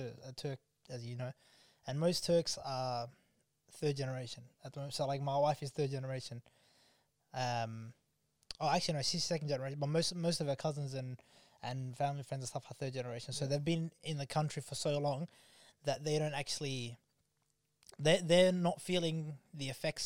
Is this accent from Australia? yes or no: yes; Melbourne, Victoria, Australia; I'm black from Carlton